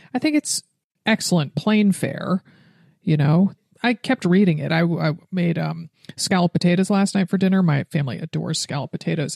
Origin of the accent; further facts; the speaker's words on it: Stamford, Connecticut, United States; growing up in Stamford, Connecticut